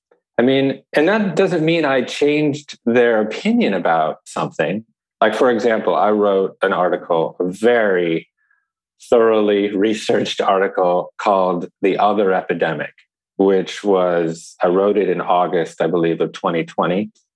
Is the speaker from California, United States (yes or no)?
no; Chicago, Illinois, United States; born there; I was born in Chicago too.